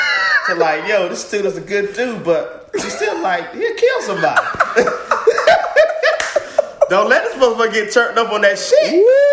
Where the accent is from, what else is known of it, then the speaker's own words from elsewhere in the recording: Zebulon, North Carolina, United States; Born and raised in Zebulon, NC, North Carolina.